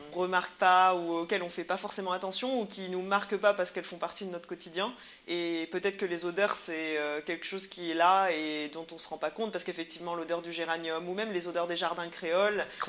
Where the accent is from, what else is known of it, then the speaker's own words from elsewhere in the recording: Réunion; nous, en tant que Réunionnais